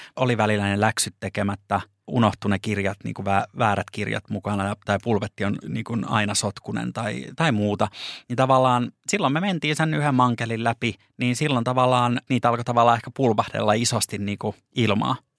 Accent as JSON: {"language": "Finnish", "town": "Lappeenranta", "region": "South Karelia", "country": "Finland", "moved": "yes", "lives_now": "Helsinki, Finland", "said": "mie tuun Lappeenrannasta"}